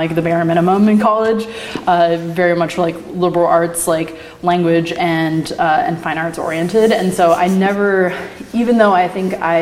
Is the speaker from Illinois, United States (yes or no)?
no; Beaverton, Oregon, United States; I grew up in the Portland area. I grew up in Beaverton in the suburbs